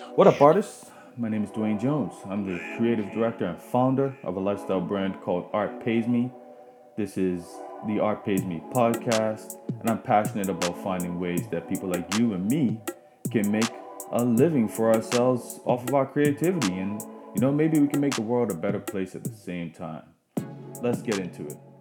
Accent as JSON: {"language": "English", "country": "Bermuda", "said": "I'm from Bermuda"}